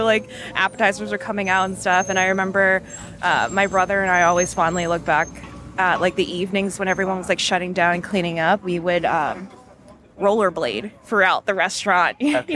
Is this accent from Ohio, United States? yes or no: yes; Cleveland, Ohio, United States; moved away; I grew up in Cleveland, Ohio, and my suburb that I primarily lived in did not have like a huge Asian population